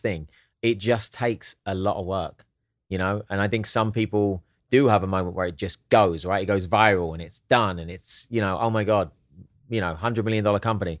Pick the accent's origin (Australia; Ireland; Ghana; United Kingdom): United Kingdom; Hastings, South East England; also born or lived in Eastbourne; now in United States; I was born in Hastings